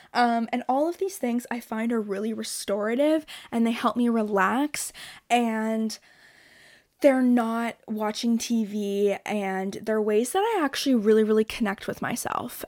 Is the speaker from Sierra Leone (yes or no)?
no; Toronto, Ontario, Canada; I'm from Toronto